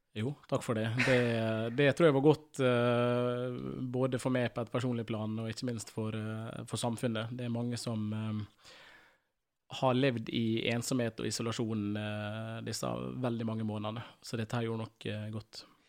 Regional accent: Ålesund, Møre og Romsdal, Norway; jeg vokste opp på Gåseid

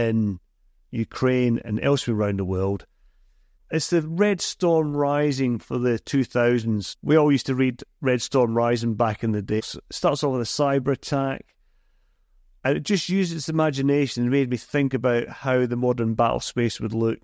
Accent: Scotland, United Kingdom; I'm a Scotsman

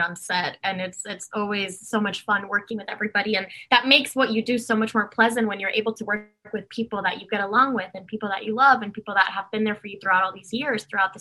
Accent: Dominican Republic; moved away; I was born and raised in Dominican Republic

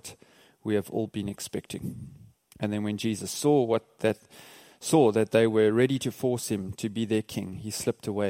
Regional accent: Port Elizabeth, Eastern Cape, South Africa; we're from South Africa, a place called Port Elizabeth

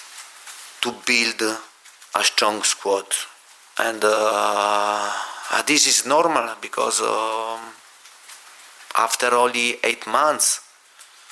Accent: Lecce, Apulia, Italy; now in London, United Kingdom; where I was born in Lecce

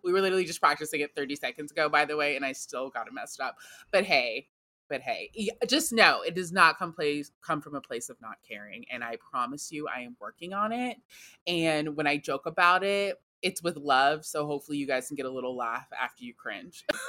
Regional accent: United States; I am American.

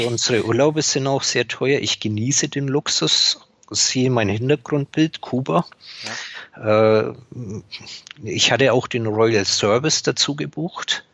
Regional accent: Upper Franconia, Bavaria, Germany; Ich bin gebürtiger Oberfranke.

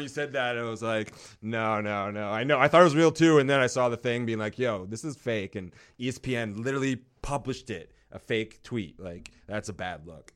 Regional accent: North Vancouver, British Columbia, Canada; I grew up in North

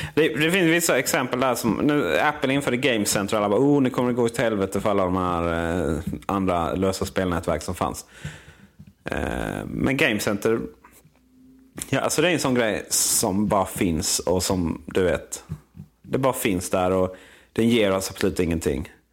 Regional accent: Blekinge, Sweden; moved away; där hemma i Blekinge

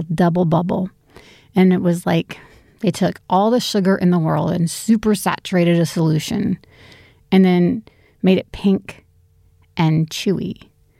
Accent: United States; now in Sydney, Australia; I'm an American, Amerilian, living in Sydney

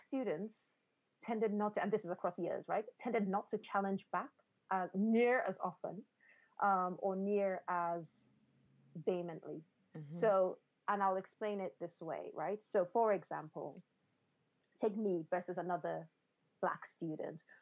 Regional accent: Nigeria; I grew up in a culture. I grew up in Nigeria.

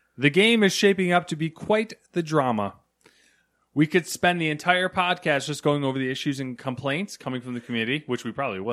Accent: United States; We're in America here.

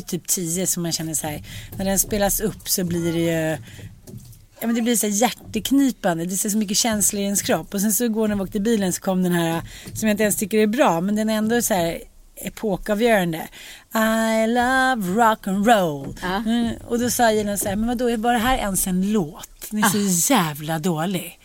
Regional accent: Sweden; also born or lived in United States

